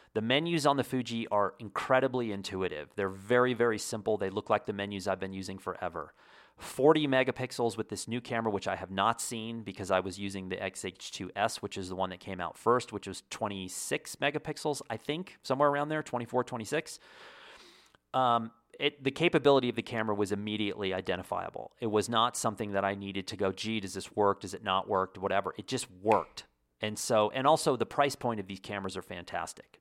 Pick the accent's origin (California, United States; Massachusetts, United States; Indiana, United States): Indiana, United States; moved away; I was born in Indiana